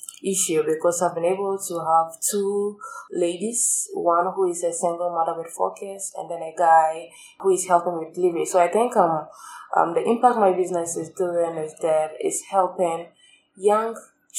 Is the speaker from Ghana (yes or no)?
yes; Ghana; growing up in Ghana